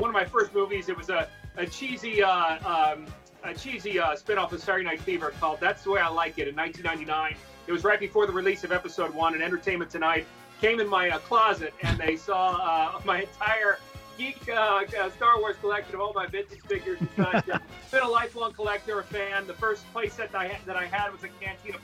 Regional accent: New York, United States; I'm a New Yorker

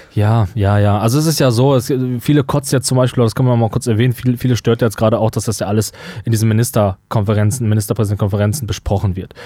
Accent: North Rhine-Westphalia, Germany; wir kommen ja aus Nordrhein-Westfalen

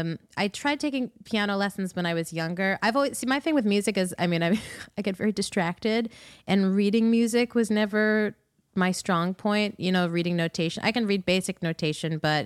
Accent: New York City, New York, United States; also born or lived in Ithaca, New York; I grew up around Queens and Long Island.

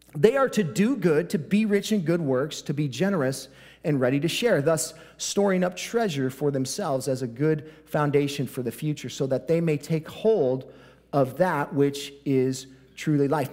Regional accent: United States

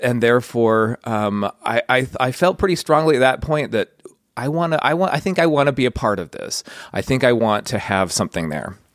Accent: Layton, Utah, United States; I grew up in Layton. I kinda had a pretty idyllic childhood

